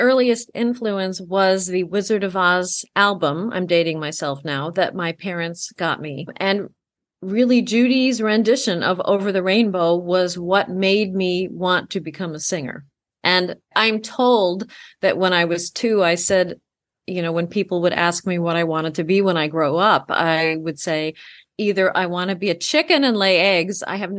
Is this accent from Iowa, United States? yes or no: yes; Des Moines, Iowa, United States; There were a lot of cultural opportunities growing up in Des Moines.